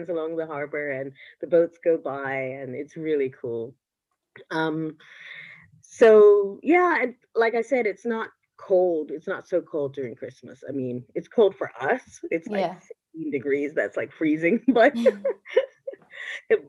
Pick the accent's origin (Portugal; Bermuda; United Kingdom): Bermuda; now in Denmark; I'm originally from Bermuda